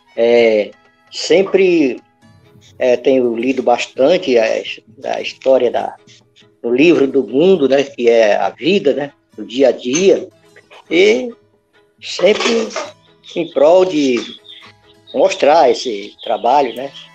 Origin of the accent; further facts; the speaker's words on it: Santa Maria do Pará, Pará, Brazil; also born or lived in Vigia de Nazaré; cidadezinha onde eu nasci